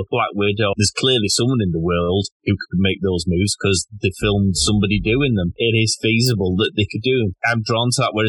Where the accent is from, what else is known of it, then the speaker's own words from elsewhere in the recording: United Kingdom; as a Brit